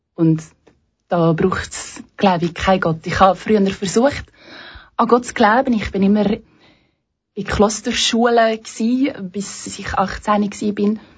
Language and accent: German; Belgium; moved away as an adult; now in Switzerland; ich komme eigentlich ursprünglich aus Belgien